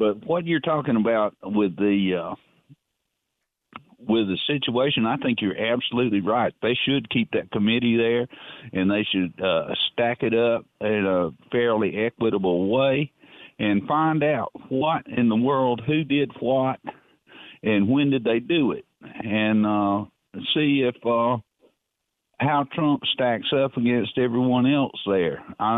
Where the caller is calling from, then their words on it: Darlington, North East England, United Kingdom; in Darlington.